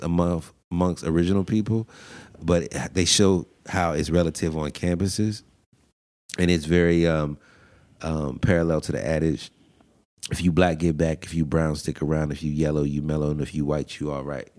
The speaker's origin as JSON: {"language": "English", "town": "Pittsburgh", "region": "Pennsylvania", "country": "United States", "said": "I'm from Pittsburgh"}